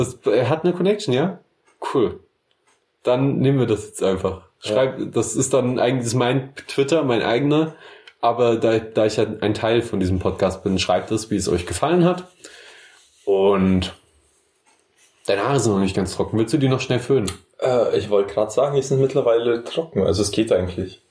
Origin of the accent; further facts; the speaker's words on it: Memmingen, Bavaria, Germany; Die Stadt, wo ich herkomme